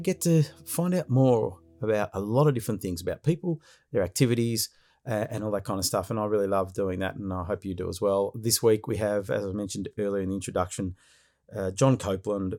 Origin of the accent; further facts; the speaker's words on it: Victoria, Australia; my home state of Victoria